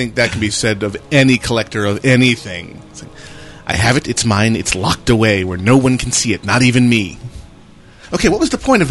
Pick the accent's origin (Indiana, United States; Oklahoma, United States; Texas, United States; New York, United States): New York, United States; Western; moved away; where I grew up in Western New York.